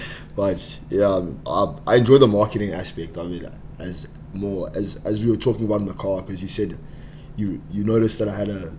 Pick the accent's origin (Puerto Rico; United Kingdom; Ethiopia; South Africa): South Africa; moved away as an adult; now in Spokane, United States; I'm from South Africa.